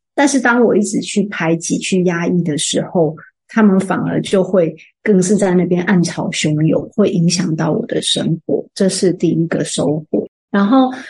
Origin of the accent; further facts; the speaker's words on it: Taichung, Taiwan; moved away; 我的老家在台中